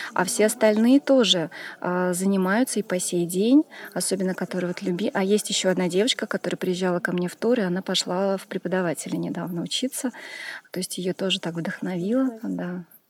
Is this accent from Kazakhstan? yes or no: no; Tashkent, Uzbekistan; also born or lived in Montenegro; now in Moscow, Russia; Родом я из Ташкента, э, но живу в Москве.